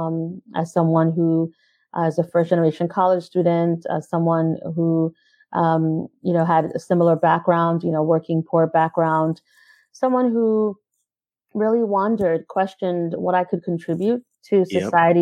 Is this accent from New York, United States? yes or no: yes; New York City, New York, United States; also born or lived in Caribbean; I grew up in Brooklyn, New York. First, I was in Brownsville. And then mostly in Crown Heights.